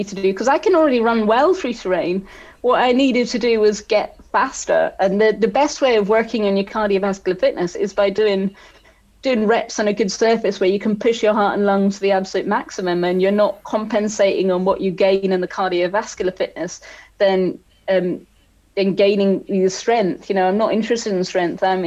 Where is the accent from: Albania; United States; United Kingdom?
United Kingdom; Scotland; growing up in Scotland